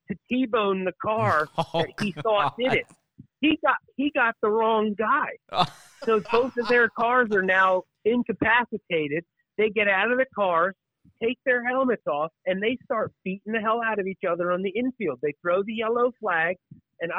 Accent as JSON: {"language": "English", "region": "New Jersey", "country": "United States", "said": "I'm from New Jersey"}